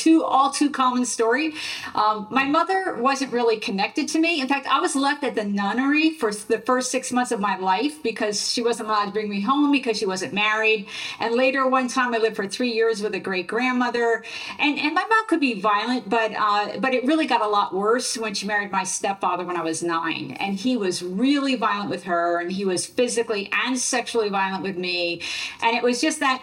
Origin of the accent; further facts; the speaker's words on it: Central New Jersey, United States; also born or lived in Philadelphia, Pennsylvania; I grew up in New Jersey